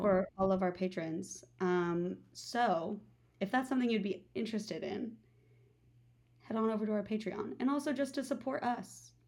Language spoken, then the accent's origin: English; Iowa, United States; we grew up in Iowa together at the same high school